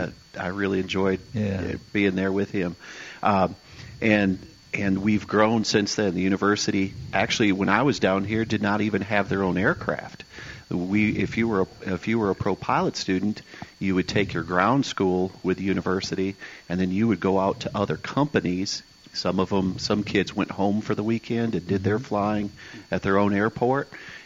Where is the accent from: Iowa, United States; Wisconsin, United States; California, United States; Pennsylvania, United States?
Wisconsin, United States; Green Bay; now in Murfreesboro, United States; I came to Murfreesboro because of MTSU and the aerospace program. I came from Green Bay area of Wisconsin.